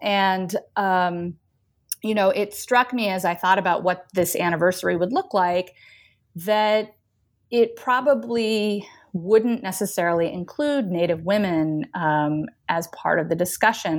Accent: Northern California, United States; moved away as an adult; also born or lived in Chicago / New Mexico; now in Pennsylvania, United States; I'm originally from Northern California, really pretty far north. Um, and, um, grew up there

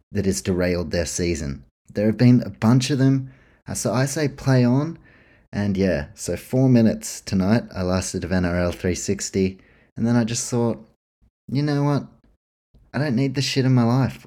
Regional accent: New Zealand; I grew up in New Zealand, always been a Warriors man

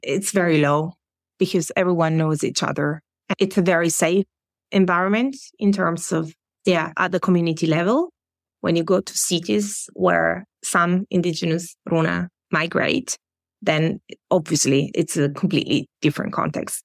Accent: Italy; moved away as an adult; now in Germany; in Germany where I live now or in Italy, my home country.

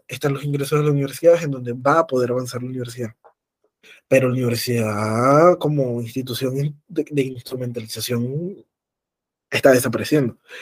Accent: Venezuela; como venezolanos en este caso, pero también como latinoamericanos

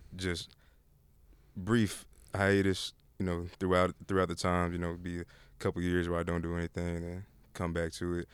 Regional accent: Austin, Texas, United States; I'm born and raised in Austin.

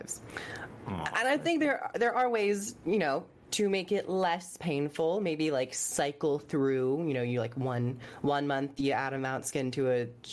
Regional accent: United Kingdom; I'm British

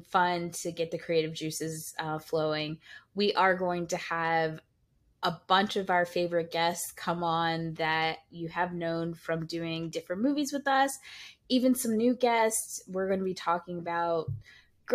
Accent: New York, United States; we grew up in New York

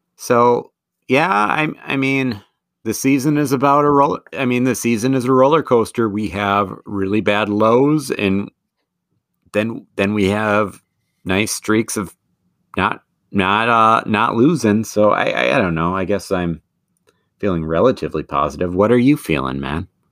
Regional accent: Madison, Wisconsin, United States; Madison is my hometown.

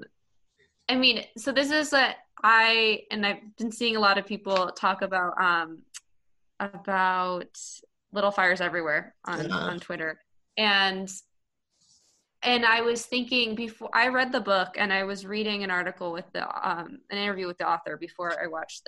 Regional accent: Southern California, United States; I'm from Southern California

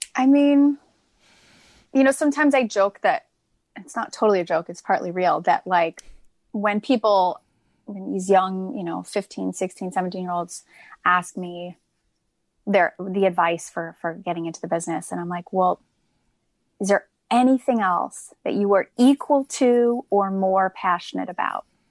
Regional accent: Amherst, Massachusetts, United States; I'm originally from Massachusetts. I grew up in, um, Amherst, Mass, which is in the Pioneer Valley

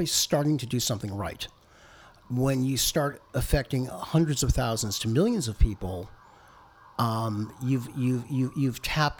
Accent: Boston, Massachusetts, United States; I'm from Boston, and we don't do those things there

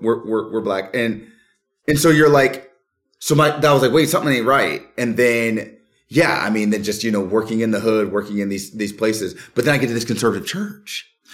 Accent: Florida, United States; now in North Carolina, United States; That's where I'm from. I'm from Florida.

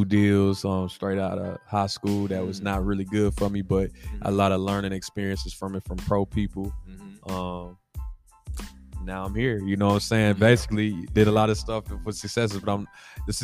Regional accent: Nashville, Tennessee, United States; I'm from Nashville, Tennessee

